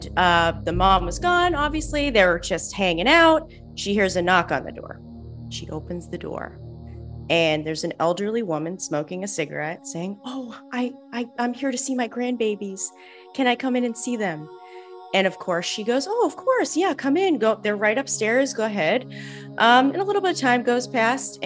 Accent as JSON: {"language": "English", "town": "Salem", "region": "Massachusetts", "country": "United States", "tie": "born or raised there", "moved": "yes", "said": "I'm from Salem, Massachusetts"}